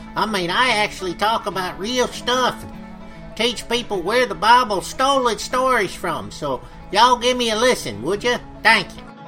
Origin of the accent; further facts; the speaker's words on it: Chicago, Illinois, United States; I grew up in Chicago